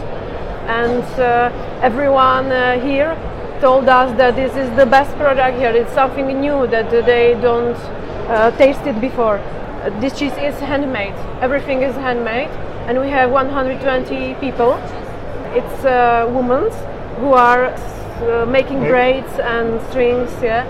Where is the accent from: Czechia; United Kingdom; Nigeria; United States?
Czechia